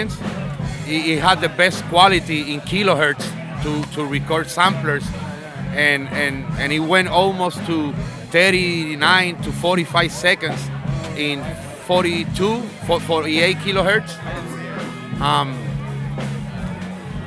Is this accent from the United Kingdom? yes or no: no; Puerto Rico; I'm from Puerto Rico